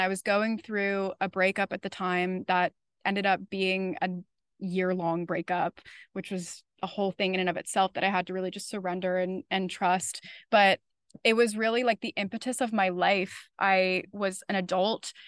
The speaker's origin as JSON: {"language": "English", "region": "Florida", "country": "United States", "moved": "yes", "lives_now": "New York City, United States", "said": "I'm originally from Florida."}